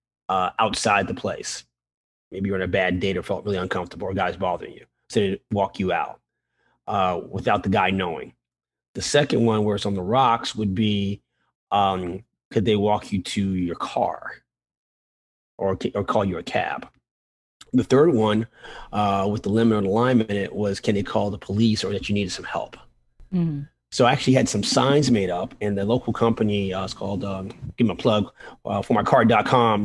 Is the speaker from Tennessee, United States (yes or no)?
no; New York City, New York, United States; growing up in the South Bronx